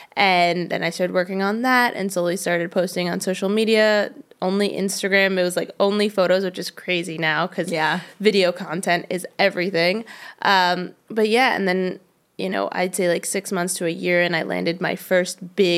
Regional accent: New York, United States; And then I'm from New York originally, and I went to college in Pennsylvania, though I like wanted to get out of New York

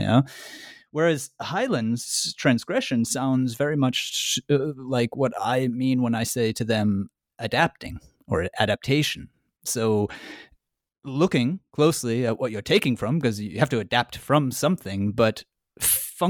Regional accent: United States; I'm American

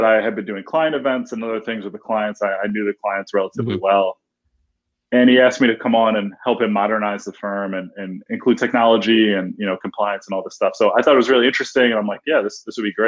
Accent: Detroit, Michigan, United States; the city of Detroit, which is obviously my hometown

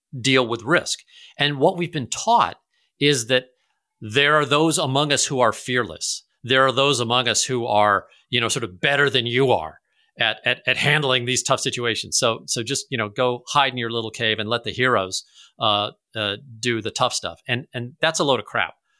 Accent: St. Louis, Missouri, United States; I'm from Saint Louis

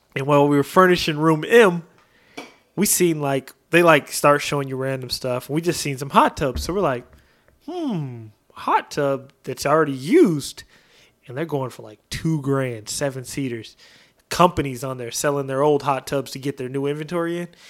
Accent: Oregon, United States; now in Texas, United States; I'm from Oregon. We have huge backyards

